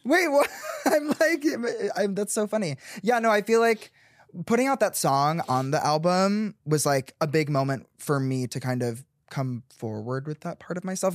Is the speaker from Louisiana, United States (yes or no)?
no; Chicago, Illinois, United States; I grew up in the suburbs of Chicago